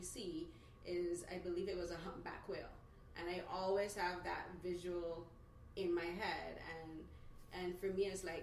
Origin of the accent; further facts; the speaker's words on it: Barbados; now in Toronto, Canada; growing up in Barbados, my favorite place is the beach. And that's I've been living here 8 years